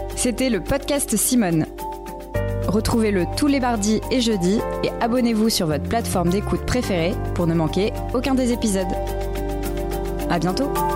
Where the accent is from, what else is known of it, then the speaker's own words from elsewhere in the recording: Iran; French is a second language; moved away as an adult; je suis née dans un pays comme l'Iran